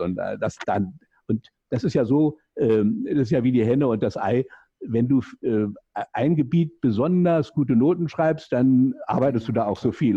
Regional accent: Berlin, Germany; accent: Berlin; Sie hören ja aus meinem äh, Jargon ein bisschen raus, ich bin Berliner

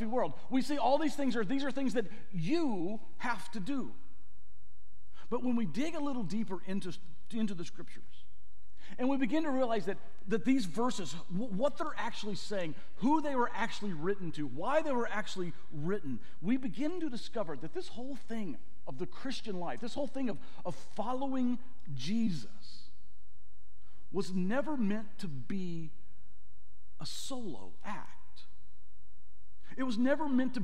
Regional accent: the South, United States; I grew up in the South

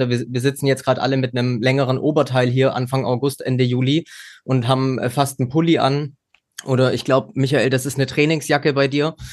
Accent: West Germany, Germany; Also ich kenne das als äh, Wessi, der auch nach den 90er Jahren geboren ist

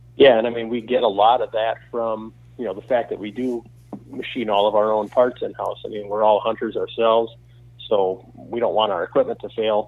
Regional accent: Wisconsin, United States; also born or lived in Minnesota; I was born here in Wisconsin, but we moved to Minnesota for three years because his uh, his employment took him out there

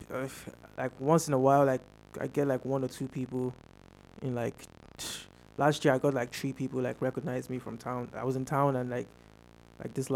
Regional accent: Nigeria; now in Ireland; I come from Nigeria, and Nigeria is very populated

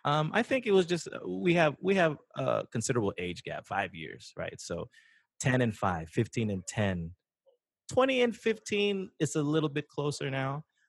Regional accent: East Bay, California, United States; It was like growing up in the East Bay, I didn't want him passive.

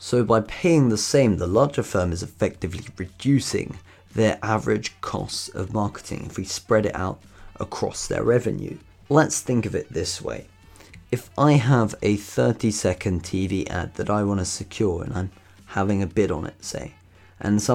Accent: United Kingdom; in the UK, in my home country here

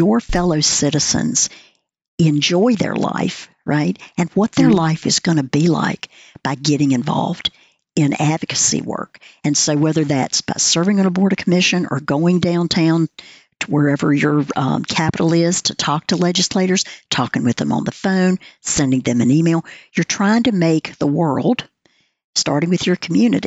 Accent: the South, Southern United States, United States; I'm a Southerner

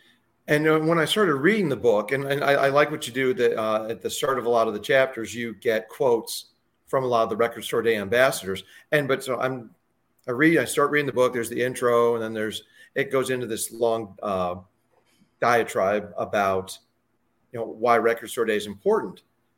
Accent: Northeast Ohio, United States; I grew up in Ohio, in Northeast Ohio.

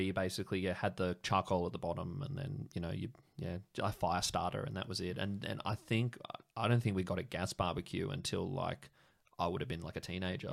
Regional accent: Sydney, New South Wales, Australia; moved away as an adult; now in Canberra, Australia; I'm from Sydney originally

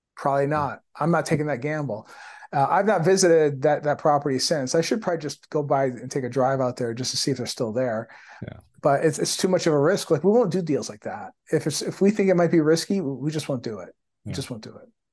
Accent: Windsor, Ontario, Canada; my hometown in Windsor, Ontario, small super small town

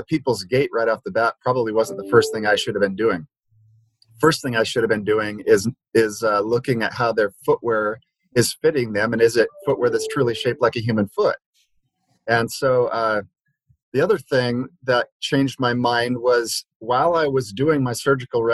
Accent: Liberia; moved away; where I grew up in Liberia, West Africa

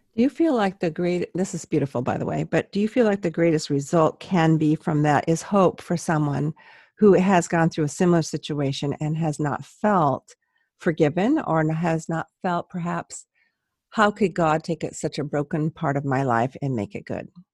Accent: San Luis Obispo, California, United States; I'm from San Luis Obispo and no one can pronounce

